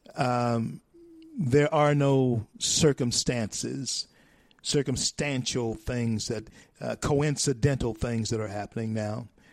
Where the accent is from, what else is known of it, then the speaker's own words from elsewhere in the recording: Louisiana, United States; now in Colorado, United States; my home state of Louisiana, even though I'm here in Colorado now